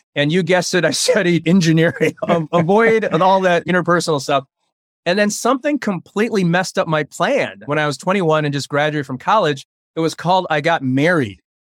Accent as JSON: {"language": "English", "country": "United States", "tie": "born or raised there", "also_born_or_lived": "Taiwan", "first_language": "Chinese", "second_language": "English", "said": "I was born in Taiwan, And I came to America when I was about three and a half years old"}